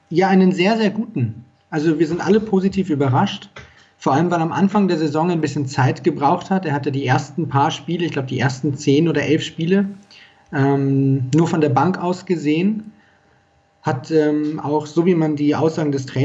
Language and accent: German; Regensburg, Bavaria, Germany; ich bin äh, 30, ich komme aus Regensburg, deswegen der SSV Jan Regensburg.